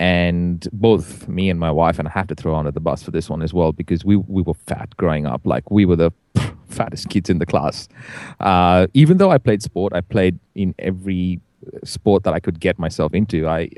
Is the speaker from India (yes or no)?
yes; India; I'm Indian, right?